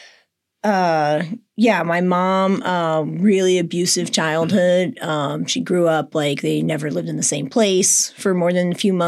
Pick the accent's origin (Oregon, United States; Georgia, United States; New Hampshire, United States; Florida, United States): Florida, United States; St. Augustine; also born or lived in Destin, Florida; I grew up in St. Augustine, Florida